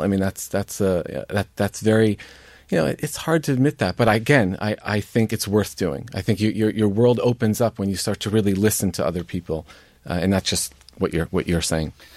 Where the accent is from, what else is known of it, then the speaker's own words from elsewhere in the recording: United States; as a Catholic, as an American, as somebody Irish as well